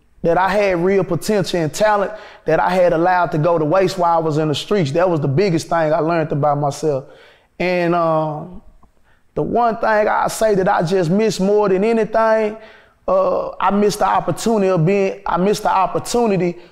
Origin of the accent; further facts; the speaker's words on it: Dallas, Texas, United States; moved away; I'm from Oak Cliff